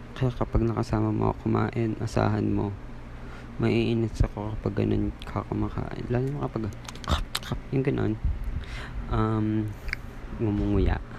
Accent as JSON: {"language": "Tagalog", "country": "Philippines", "said": "I am from Philippines"}